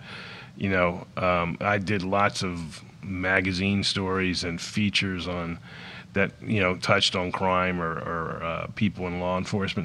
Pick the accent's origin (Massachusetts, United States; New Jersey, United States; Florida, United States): Florida, United States; South; moved away as an adult; also born or lived in Los Angeles; where I grew up in South Florida